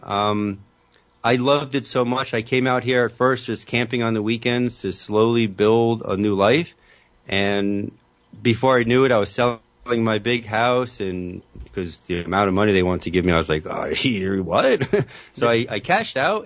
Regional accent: Elizabeth, New Jersey, United States; growing up in Elizabeth

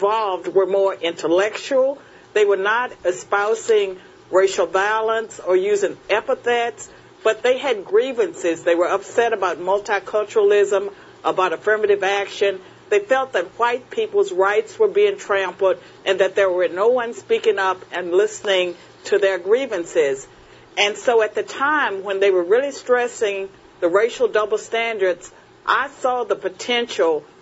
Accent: Virginia, United States; Virginia is my home state

